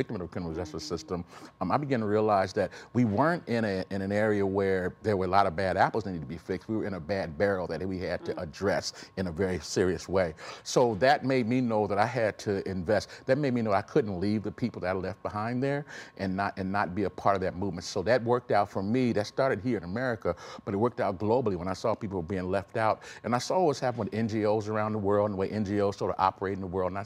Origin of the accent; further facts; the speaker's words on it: Elkhart, Indiana, United States; I was born in Elkhart, Indiana